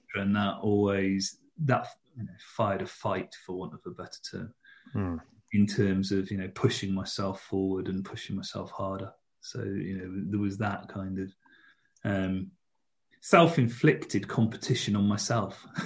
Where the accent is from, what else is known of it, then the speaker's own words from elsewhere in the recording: United Kingdom; we're British